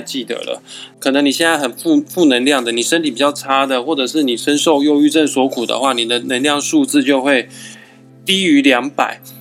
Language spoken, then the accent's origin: Chinese; Kaohsiung, Taiwan; 因为我们都是高雄人